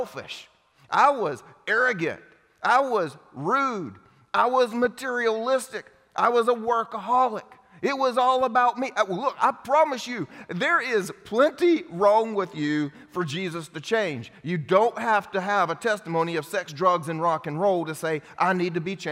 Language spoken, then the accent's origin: English; the Bible Belt, United States; I grew up here in the Bible Belt going to church